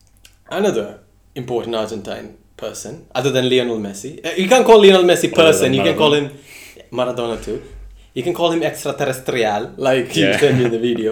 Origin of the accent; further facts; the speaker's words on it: Kerala, India; growing up in Kerala, I see more pictures of Che Guevara and Karl Marx than Gandhi on the streets.